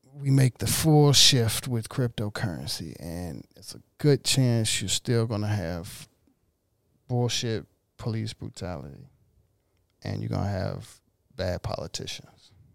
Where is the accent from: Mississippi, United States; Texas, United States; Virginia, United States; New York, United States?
Mississippi, United States; now in Los Angeles, United States; I'm in downtown L A. I'm from Mississippi.